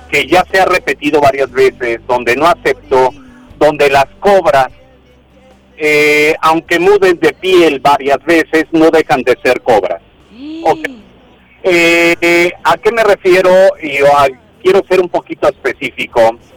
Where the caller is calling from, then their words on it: Guadalajara, Jalisco, Mexico; te hablo de aquí de Guadalajara, Jalisco.